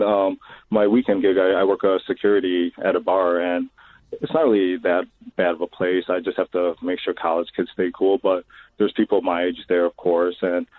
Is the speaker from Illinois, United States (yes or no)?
yes; Chicago, Illinois, United States; I'm from Chicago.